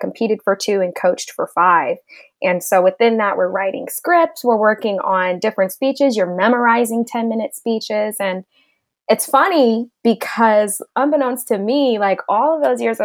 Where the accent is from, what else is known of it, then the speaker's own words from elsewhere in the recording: Southern California, United States; I've grown up in Southern California all of my life